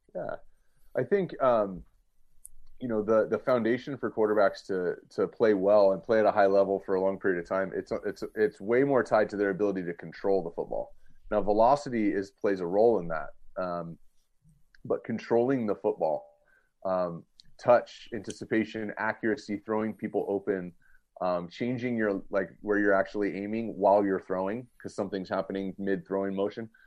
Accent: Southern California, United States; also born or lived in Cincinnati, Ohio; I grew up in Southern California and I live here now.

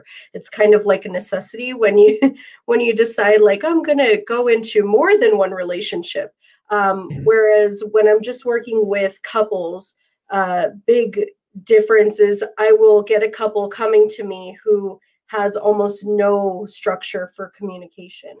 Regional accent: Arizona, United States; my hometown in Arizona

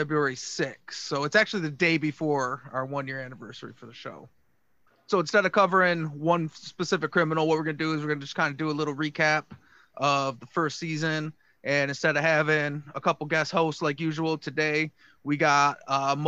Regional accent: Michigan, United States; we are all from Michigan

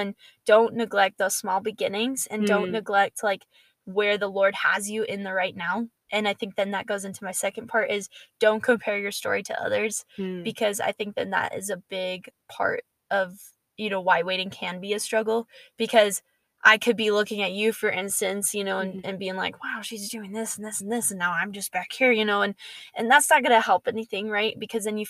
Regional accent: Georgia, United States; Andy Stanley is a pastor that I grew up listening to in Georgia

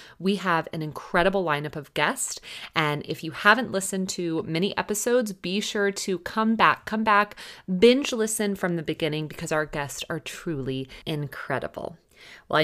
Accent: Texas, United States; also born or lived in Dallas, Texas; now in Southern California, United States; a fellow Texan and previous Dallasite

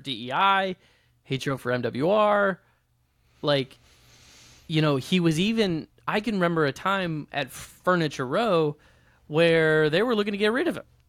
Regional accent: Midwest, United States; Brett Favre was my hero growing up, growing up in the Midwest

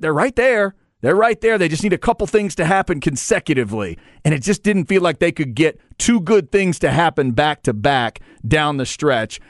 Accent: Waxahachie, Texas, United States; born and raised in Waxahachie, Texas

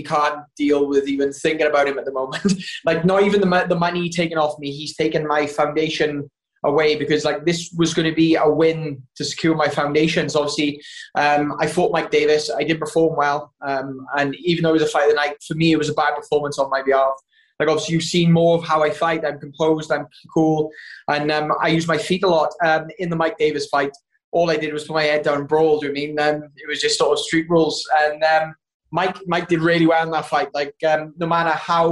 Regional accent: Wales, United Kingdom; I'm Welsh

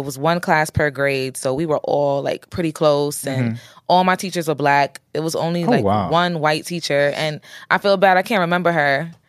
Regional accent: New York City, New York, United States; Being from Flatbush is my favorite part of my upbringing.

